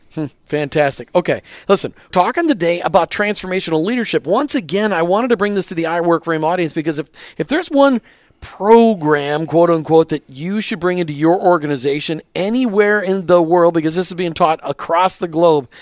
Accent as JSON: {"language": "English", "region": "Minnesota", "country": "United States", "tie": "born or raised there", "moved": "yes", "said": "I grew up in Minnesota where the, everything's flat"}